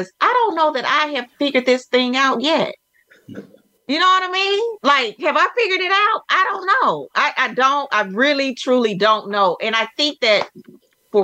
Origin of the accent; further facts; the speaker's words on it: Texas, United States; I'm from Texas, for the Texas Department of Transportation.